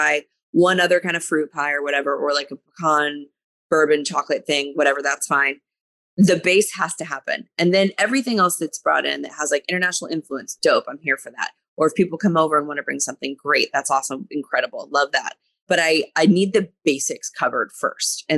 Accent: Santa Rosa, California, United States; now in Boston, United States; I grew up in Santa Rosa. Well, not the whole time

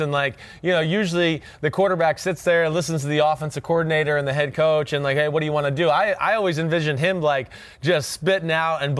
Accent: New Jersey, United States; I'm from New Jersey

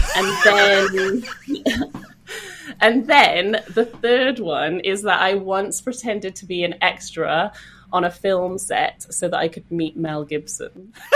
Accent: Welsh, Wales, United Kingdom; I'm Welsh

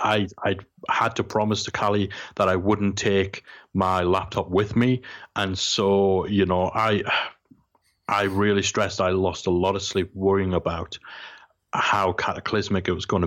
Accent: Geordie, North East England, United Kingdom; I'm Geordie, and I'm from the most working class place you come from.

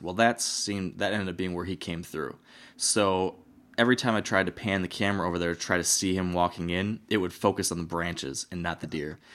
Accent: Michigan, United States; my home state

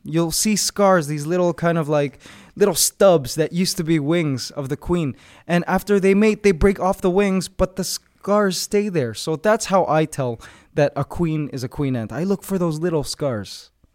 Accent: Canada; moved away as an adult; now in Philippines; I'm originally from Canada, but I recently moved to the Philippines just maybe five years ago

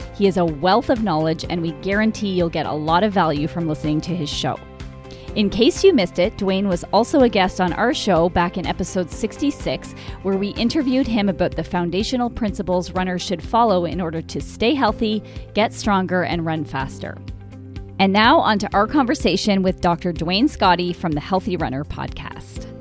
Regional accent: Brockville, Ontario, Canada; now in Winnipeg, Canada; I grew up in Brockville, Ontario, kind of between Toronto

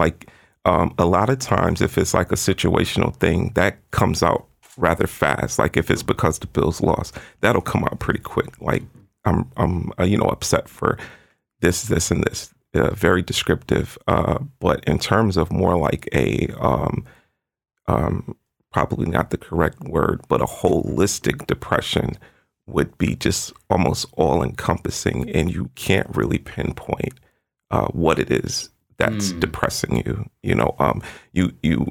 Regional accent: Florida, United States; moved away; I was born in Florida

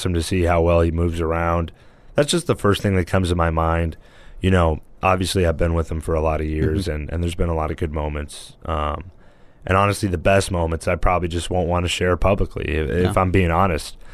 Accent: Fresno, California, United States; I'm from Fresno, the damn desert out there

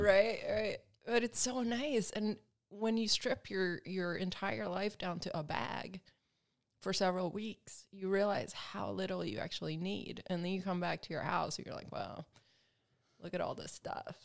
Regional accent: Alabama, United States; moved away as an adult; also born or lived in Sweden; now in Los Angeles, United States; I'm Swedish, and, um, you know, I grew up in Alabama

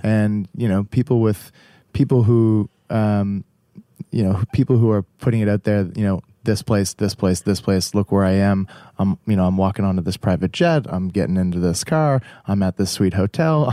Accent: Halifax, Nova Scotia, Canada; we're from Halifax

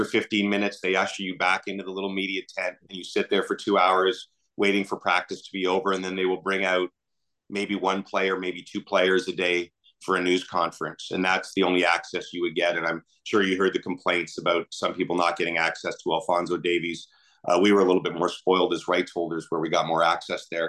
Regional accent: Canada; as a Canadian

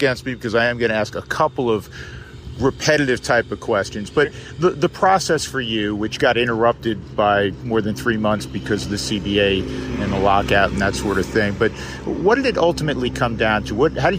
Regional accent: New York, United States; moved away as an adult; now in Colorado, United States; I'm from New York originally. I've been in Colorado for 36 years.

